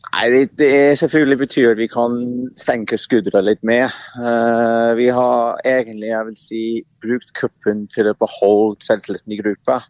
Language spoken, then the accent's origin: Norwegian; England, United Kingdom; Norwegian is a second language; moved away as an adult; now in Norway; Jeg har vokst opp i England